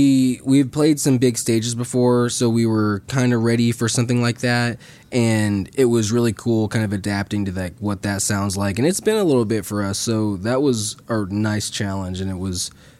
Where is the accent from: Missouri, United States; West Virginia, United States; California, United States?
Missouri, United States; St. Joseph; we're homeschooled from St. Joseph, Missouri